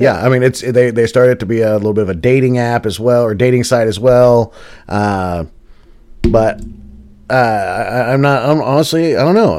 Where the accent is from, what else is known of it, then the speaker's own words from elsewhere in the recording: the South, United States; We're from the South